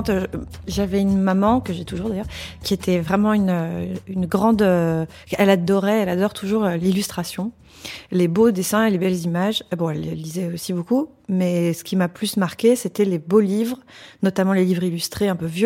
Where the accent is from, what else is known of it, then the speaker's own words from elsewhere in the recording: Paris, Île-de-France, France; Dans le 10e arrondissement, près de la gare du Nord.